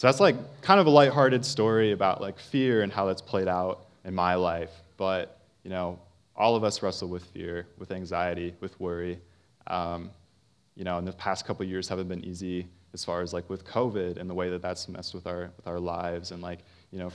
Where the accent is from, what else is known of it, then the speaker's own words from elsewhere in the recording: Parkersburg, West Virginia, United States; I grew up in Parkersburg, West Virginia